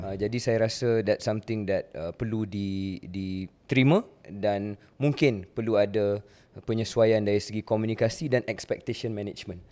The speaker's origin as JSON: {"language": "Malay", "country": "Malaysia", "said": "Saya kenalkan diri saya orang Malaysia"}